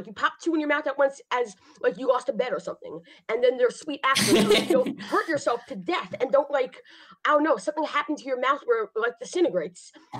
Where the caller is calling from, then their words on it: New York, United States; I am calling from New York.